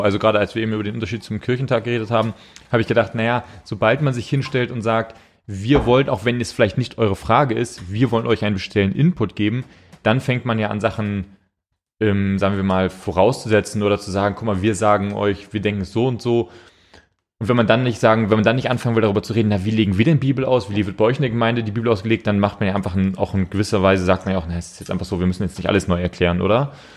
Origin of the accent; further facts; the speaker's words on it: Hamburg, Germany; moved away; wir kommen aus Hamburg, so … und ich